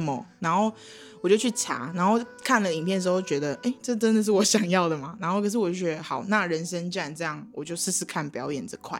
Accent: Kaohsiung, Taiwan; moved away; 我就是我以前在高雄，因为我是高雄嗯。人

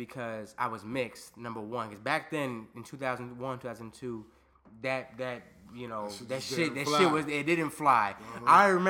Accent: Northern Virginia, United States; also born or lived in Landstuhl, Germany / Fredericksburg, Virginia; I'm Black and Puerto Rican. I grew up in Virginia. I'm a military brat. I was actually born in Germany.

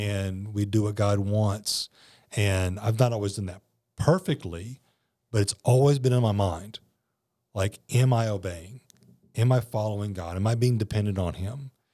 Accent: South Louisiana, United States; also born or lived in New Orleans; growing up in South Louisiana, Hurricanes were just a part of life.

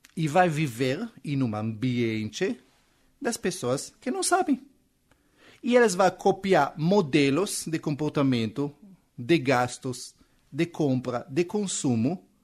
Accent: Israel; Portuguese is a second language; moved away as an adult; now in Brazil; eu sou israelense, esse sotaque que você está ouvindo não é da Bahia

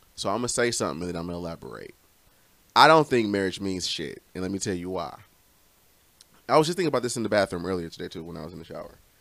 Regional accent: Romulus, Michigan, United States; here I am from Romulus

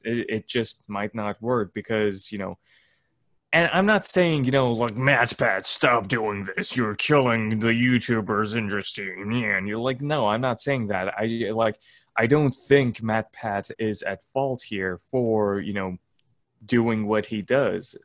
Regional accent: Turkey; accent: Turkish; my Turkish accent

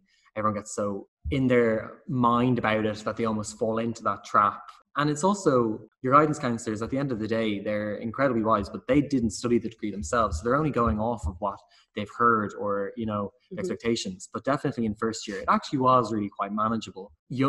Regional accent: Dublin, Leinster, Ireland; my accent may betray me, but I am from Dublin and UCD is nearby.

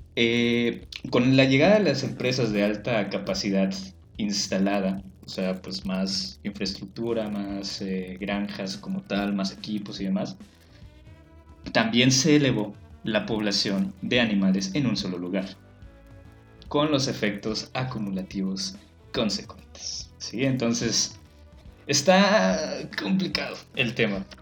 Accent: Yucatán, Mexico; en nuestra doble moral como yucatecos

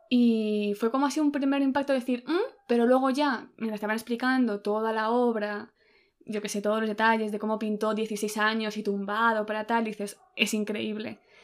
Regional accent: Spain; a los españoles se nos, suena como más italiano

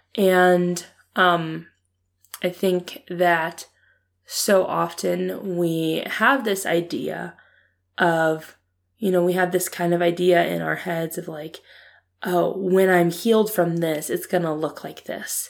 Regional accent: Ohio, United States; I was born and raised in Ohio

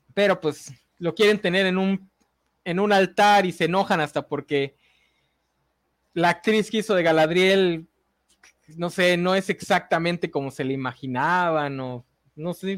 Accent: Mexico; como mexicanos

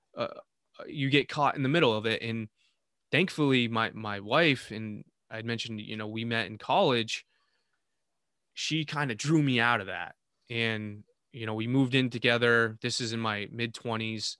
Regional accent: Vermont, United States; in the town I was living with in Vermont, my hometown.

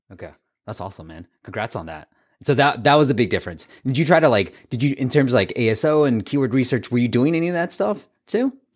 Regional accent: Bay Area, California, United States; I grew up in the Bay Area

